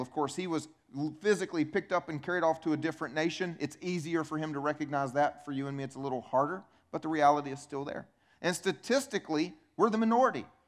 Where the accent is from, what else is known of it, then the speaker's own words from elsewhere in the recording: United States; also born or lived in Romania; I grew up in America